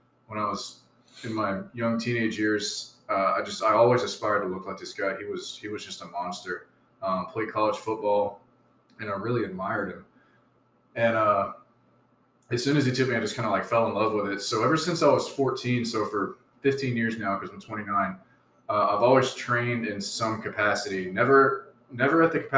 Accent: Southeast Alabama, United States; moved away as an adult; also born or lived in Great Lakes / Virginia; now in San Diego, United States; I'm originally from Southeast Alabama. I was born and raised there.

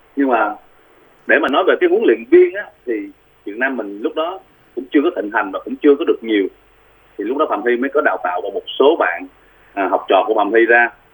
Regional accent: Vietnam; moved away as an adult; also born or lived in South Korea; quê hương mình ở Việt Nam

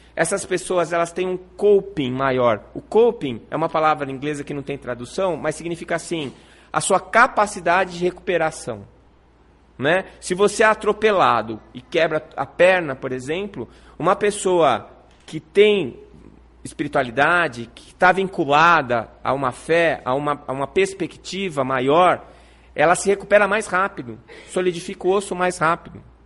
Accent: São Paulo, Brazil; also born or lived in Santos; now in Campo Grande, Brazil; Eu nasci em São Paulo, na cidade de São Paulo

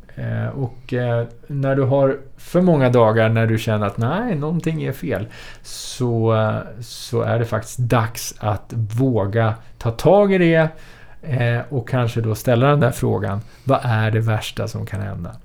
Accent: Sweden; vara född och uppvuxen i Sverige

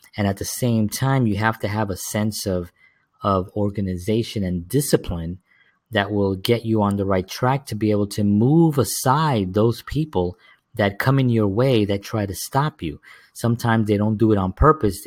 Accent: New York City, New York, United States; the inner cities where I grew up in the South Bronx

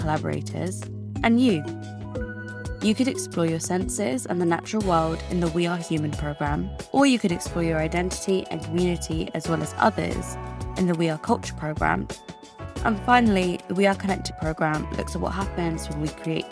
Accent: London, United Kingdom; I'm from London

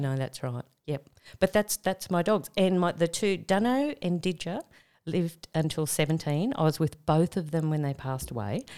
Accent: Tamworth, New South Wales, Australia; moved away; also born or lived in Sydney; I was from Tamworth.

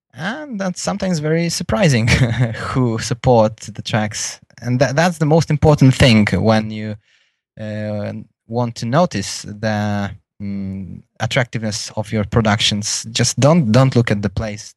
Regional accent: Poland; English is a second language; in my home country in the city of Gdańsk

